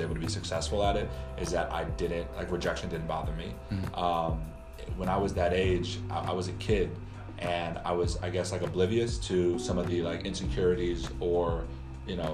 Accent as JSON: {"language": "English", "town": "Evanston", "region": "Illinois", "country": "United States", "tie": "born or raised there", "said": "I'm a guy from Evanston, Illinois, born and raised"}